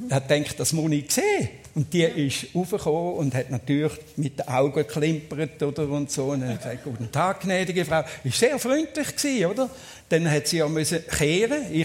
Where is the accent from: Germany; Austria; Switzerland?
Switzerland; meine Schweiz, meine Heimat.